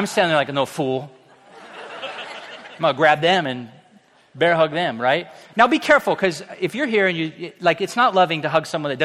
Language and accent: English; Orange County, California, United States; also born or lived in Riverside; I grew up in South Orange County. Actually, Orange County, but we moved to South Orange County.